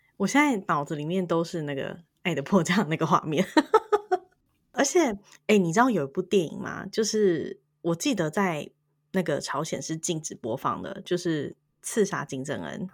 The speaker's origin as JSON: {"language": "Chinese", "country": "Taiwan", "said": "对我们台湾人来说"}